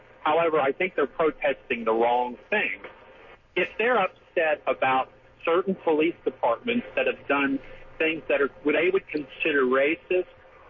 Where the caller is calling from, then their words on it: Jacksonville, Florida, United States; I'm at Blount Island, out working this morning.